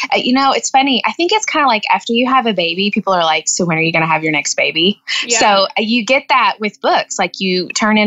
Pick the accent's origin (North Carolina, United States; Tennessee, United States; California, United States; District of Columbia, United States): Tennessee, United States; Jackson; moved away as an adult; now in Missouri, United States; I was born and raised in West Tennessee, and my husband dragged me to Missouri.